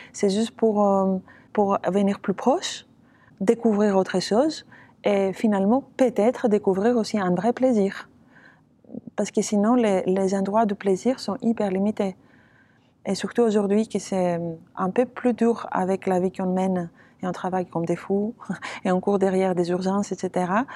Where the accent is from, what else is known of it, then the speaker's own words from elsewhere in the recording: Athens, Attica, Greece; French is a second language; moved away as an adult; Je suis née euh, à Athènes. J'ai fait tous mes études à Athènes